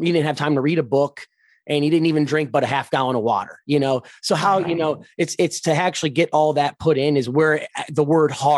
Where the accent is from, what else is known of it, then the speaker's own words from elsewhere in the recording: Ohio, United States; I'm from Ohio. So our weather is actually some of the worst in the United States